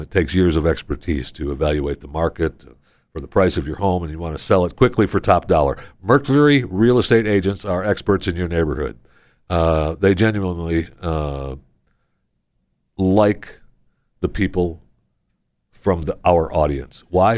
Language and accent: English; Michigan, United States; also born or lived in Florida / Pennsylvania / New York; now in Texas, United States; I grew up in Michigan